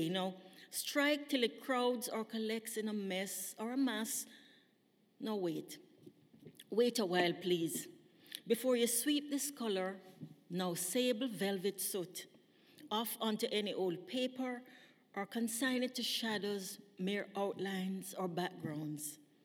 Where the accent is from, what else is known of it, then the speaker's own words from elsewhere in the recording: Jamaica; moved away as an adult; now in British Columbia, Canada; when I was growing up in Jamaica, we never had sophisticated um, security systems